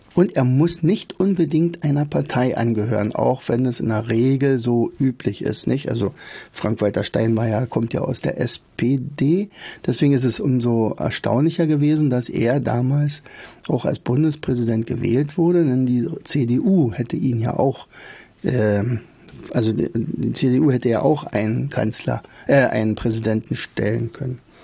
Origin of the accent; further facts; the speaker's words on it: Rauen, Brandenburg, Germany; also born or lived in Oderberg; denn ich komme ja aus Rauen